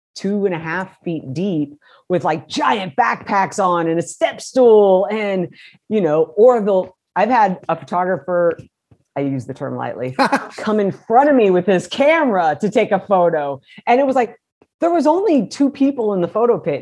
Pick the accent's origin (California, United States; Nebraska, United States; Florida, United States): California, United States; Modesto; I grew up in Modesto, California, which is 90 miles east of San Francisco